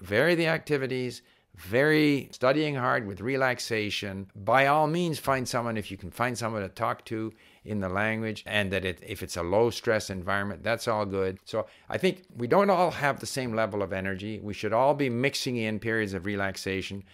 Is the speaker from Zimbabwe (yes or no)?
no; Canada; As a Canadian diplomat, I was paid to learn Chinese